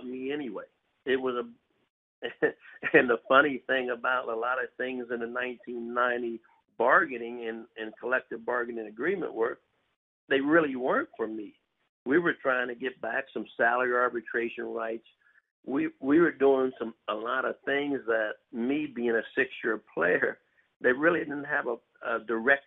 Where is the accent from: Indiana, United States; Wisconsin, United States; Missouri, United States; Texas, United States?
Missouri, United States; I literally lived in New York all winter, and I was really from Missouri